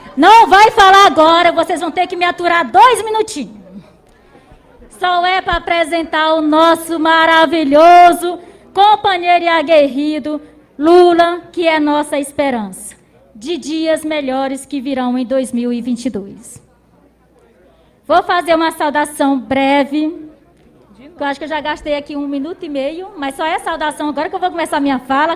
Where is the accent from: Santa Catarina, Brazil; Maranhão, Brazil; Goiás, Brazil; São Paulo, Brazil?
Maranhão, Brazil; Lago dos Rodrigues; sou de Lago dos Rodrigues, aqui do Maranhão, regional do Mearim